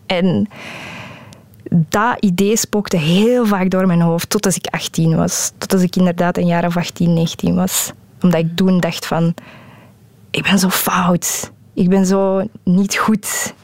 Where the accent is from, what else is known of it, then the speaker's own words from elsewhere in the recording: Flanders, Belgium; first language Dutch; Ik ben van België